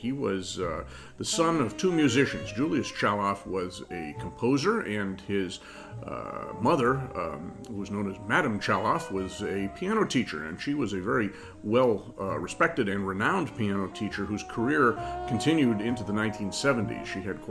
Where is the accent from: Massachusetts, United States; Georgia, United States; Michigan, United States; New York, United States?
Massachusetts, United States; Boston; I'm from Boston.